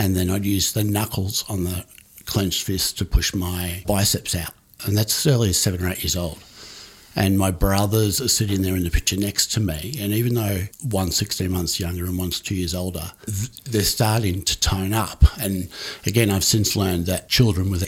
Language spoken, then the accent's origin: English; Melbourne, Victoria, Australia; also born or lived in United States; We moved from Park Orchards, as it was, an outer eastern suburb of now Greater Melbourne. And we moved to North Carlton.